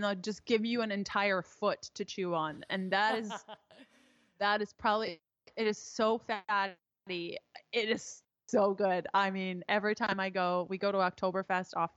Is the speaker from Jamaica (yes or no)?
no; Canada; I am Canadian